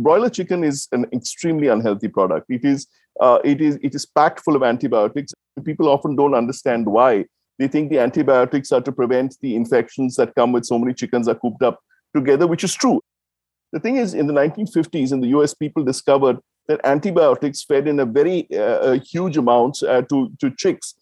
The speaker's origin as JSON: {"language": "English", "region": "Tamil Nadu", "country": "India", "tie": "born or raised there", "said": "I grew up in Tamil Nadu"}